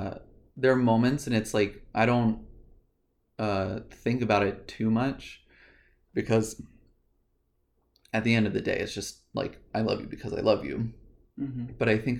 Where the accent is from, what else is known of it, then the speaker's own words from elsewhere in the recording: Virginia, United States; grew up in Virginia. We grew up in like similar households, and similar beliefs and ideas.